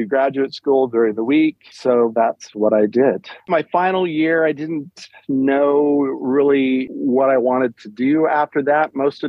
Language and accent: English; Lincoln, Nebraska, United States; In Lincoln, same place.